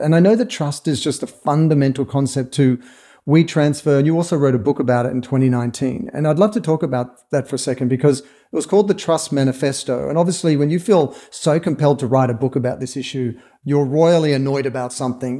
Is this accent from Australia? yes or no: yes; Australia; moved away; as an Australian, I made the pilgrimage to Saatchi and Saatchi and Charlotte Street in London